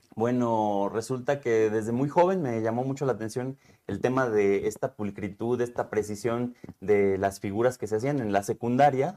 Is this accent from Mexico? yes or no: yes; Temixco, Morelos, Mexico; also born or lived in Cuernavaca, Mexico; parte de mi infancia es en Temisco, en la colonia